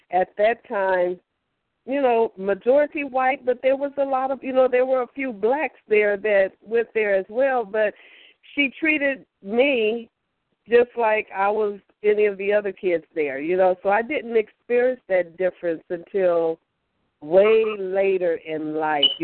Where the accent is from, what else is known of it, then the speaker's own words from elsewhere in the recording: Georgia, United States; I'm actually from Georgia.